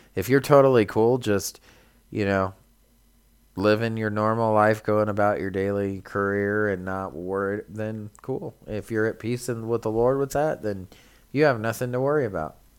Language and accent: English; California, United States; we're from California